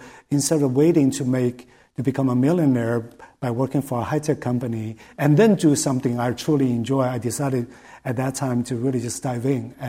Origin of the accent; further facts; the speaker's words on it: China; So I grew up in China, and so in China, even nowadays, I guess, if you're good in school, your parents naturally push you into, you know, STEM fields, right?